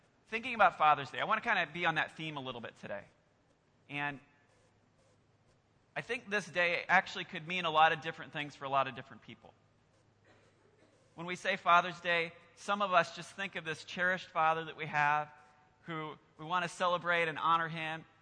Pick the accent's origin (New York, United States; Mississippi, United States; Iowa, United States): Iowa, United States; now in Lansing, United States; I'm actually from Iowa originally, so I'm still getting used to Lansing